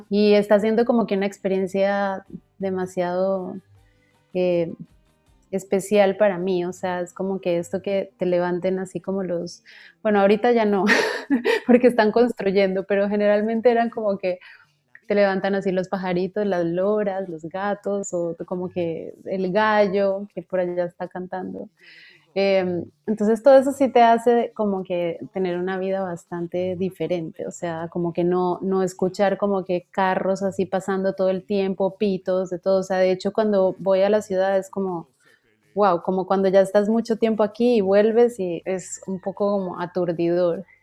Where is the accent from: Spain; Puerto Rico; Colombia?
Colombia; Bogotá; born there; nací en Bogotá y Bogotá pues es como selva de cemento total.